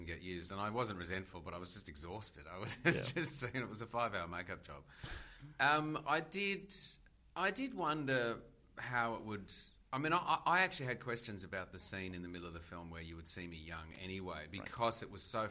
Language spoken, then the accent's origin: English; Australia; as an Australian